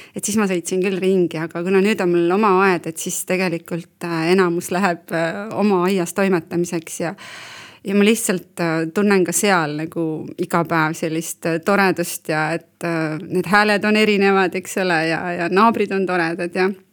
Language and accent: Estonian; Valga County, Estonia; now in Põltsamaa, Estonia; mina olen Valgamaalt siia sisse tulnud